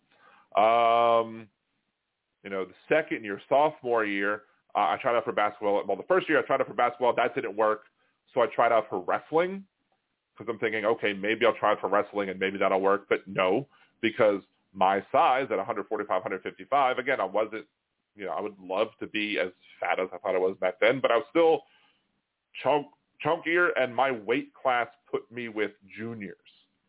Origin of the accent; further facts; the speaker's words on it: Baltimore, Maryland, United States; we're both from Baltimore